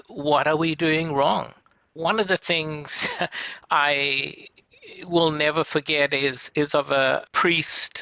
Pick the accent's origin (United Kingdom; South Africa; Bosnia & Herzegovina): South Africa; moved away as an adult; now in United States; I was born in South Africa. I remained in South Africa until 1999 when I left to be with my wife in the USA